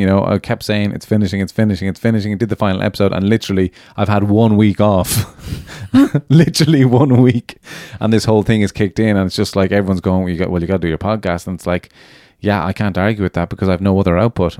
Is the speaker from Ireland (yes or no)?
yes; Ireland; moved away as an adult; also born or lived in London; celebrating being Irish